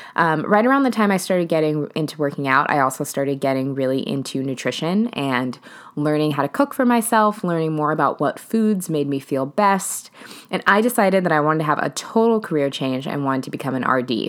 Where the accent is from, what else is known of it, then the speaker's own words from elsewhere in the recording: Seattle, Washington, United States; I'm originally from Seattle.